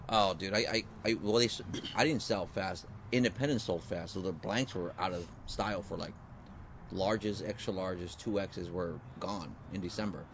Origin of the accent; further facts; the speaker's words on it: San Diego, California, United States; I grew up here. I'm from San Diego